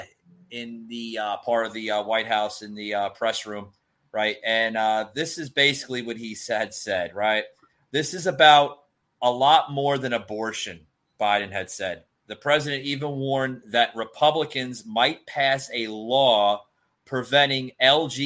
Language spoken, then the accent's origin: English; Monmouth County, New Jersey, United States; I grew up in Monmouth County, folks. Monmouth County, New Jersey, a town